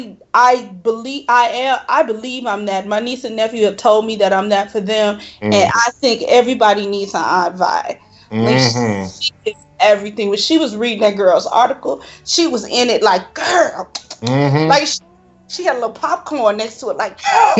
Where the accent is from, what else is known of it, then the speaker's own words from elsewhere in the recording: Chicago, Illinois, United States; I am from Chicago, but my people were from Mississippi